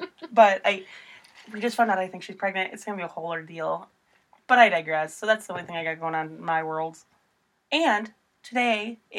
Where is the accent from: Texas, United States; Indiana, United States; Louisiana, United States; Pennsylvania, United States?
Indiana, United States; I'm from Indiana.